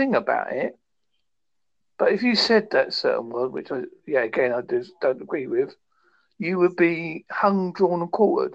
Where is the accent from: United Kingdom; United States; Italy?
United Kingdom; being British